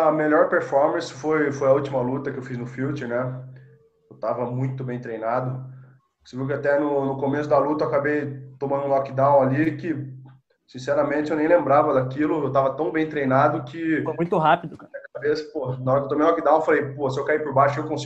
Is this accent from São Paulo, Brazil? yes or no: yes; Sorocaba, São Paulo, Brazil; Isso, sou de Sorocaba.